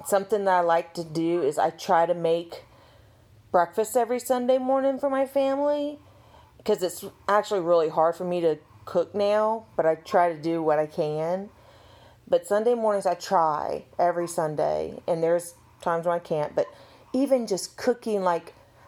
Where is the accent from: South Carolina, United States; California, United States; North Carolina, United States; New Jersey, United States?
South Carolina, United States; Women in South Carolina, I mean, we're from the South